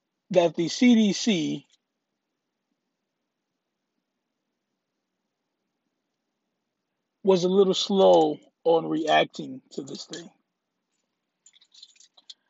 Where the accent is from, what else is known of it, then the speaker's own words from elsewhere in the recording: Louisiana, United States; now in Texas, United States; now, I live in Texas. I'm originally from Louisiana